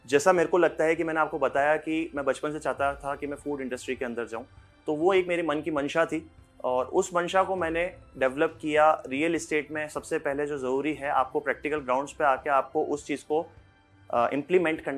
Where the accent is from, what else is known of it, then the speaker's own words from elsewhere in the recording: Chittorgarh, Rajasthan, India; hello नमस्कार … और मैं चित्तौड़गढ़ का रहने वाला हूँ चित्तौड़गढ़ में ही मेरा एक कैफ़े और रेस्टोरेंट है